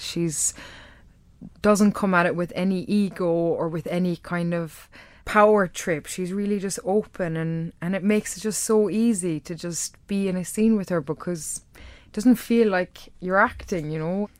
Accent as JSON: {"language": "English", "area": "Kerry", "region": "Munster", "country": "Ireland", "tie": "born or raised there", "accent": "Irish", "moved": "yes", "lives_now": "London, United Kingdom", "said": "I've managed to hold on to my accent. And if I go b-, back to Kerry"}